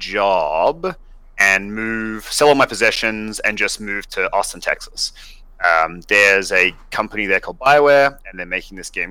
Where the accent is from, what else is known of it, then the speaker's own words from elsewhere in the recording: Sydney, New South Wales, Australia; moved away; So I'm from Australia originally. I grew up in Sydney.